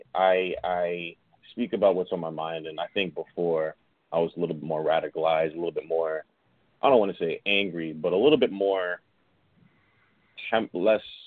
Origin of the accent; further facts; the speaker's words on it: New York City, New York, United States; I'm from Queens. I grew up in Queens. I bounced around a little bit, but Queens is my home, definitely.